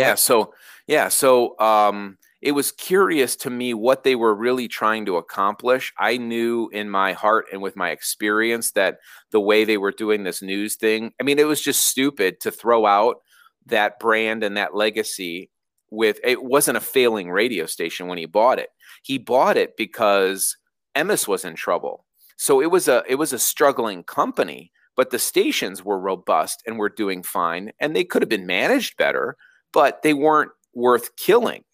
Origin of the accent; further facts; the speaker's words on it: Downers Grove, Illinois, United States; I grew up in Downers Grove